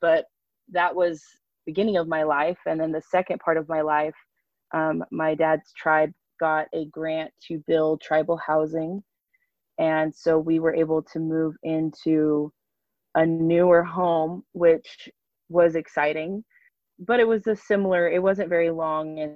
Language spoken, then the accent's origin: English; Northern California, United States; also born or lived in Ukiah, California; I grew up on a Native American reservation here in Northern California